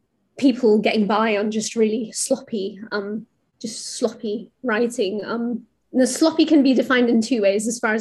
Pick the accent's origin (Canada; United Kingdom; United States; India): India; I'm from India